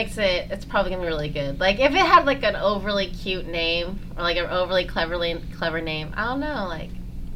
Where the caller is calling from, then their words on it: Tampa, Florida, United States; moved away; I'm calling from Tampa